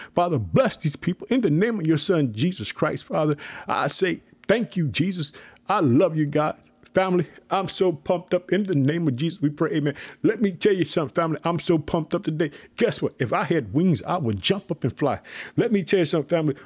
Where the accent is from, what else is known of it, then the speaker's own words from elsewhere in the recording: Illinois, United States; also born or lived in Chicago, Illinois; My home state, Illinois. I live in the city of Chicago.